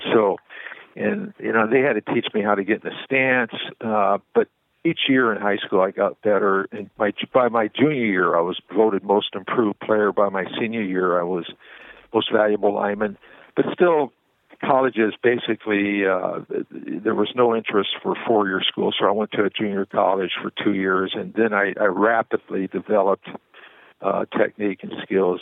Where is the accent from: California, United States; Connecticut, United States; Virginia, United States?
California, United States; Southern; When I was growing up in Southern California